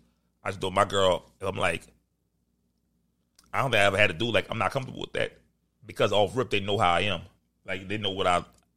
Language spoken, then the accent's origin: English; New Orleans, Louisiana, United States; I'm from New Orleans culture.